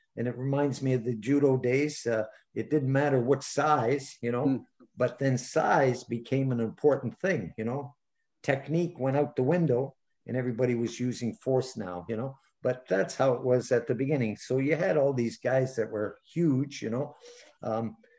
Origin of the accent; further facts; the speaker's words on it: Canada; as a Canadian